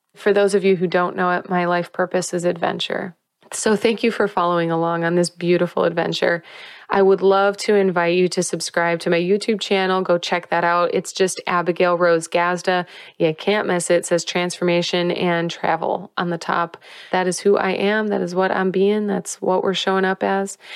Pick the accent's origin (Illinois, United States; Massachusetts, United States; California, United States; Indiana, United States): Indiana, United States; Whiting; moved away; growing up in Whiting, Indiana, I'm so proud and love my hometown and love my people